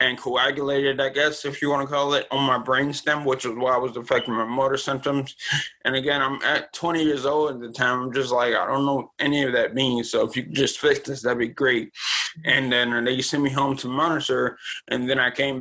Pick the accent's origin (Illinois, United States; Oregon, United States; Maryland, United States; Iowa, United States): Maryland, United States; also born or lived in Richmond, Virginia; Then I moved to Maryland when I was about six